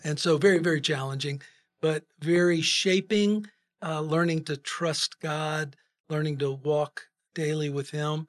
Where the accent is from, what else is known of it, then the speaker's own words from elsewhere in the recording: Florida, United States; moved away as an adult; also born or lived in Kerrville, Texas / Miami / Fort Lauderdale / Tallahassee; now in Texas, United States; Grew up in Florida, uh, really from elementary school through college.